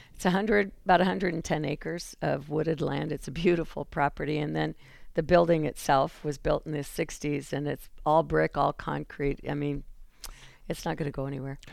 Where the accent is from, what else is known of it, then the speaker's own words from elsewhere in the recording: Wyoming, United States; moved away as an adult; also born or lived in Houghton, Michigan; now in Eau Claire, United States; I'm from Wyoming originally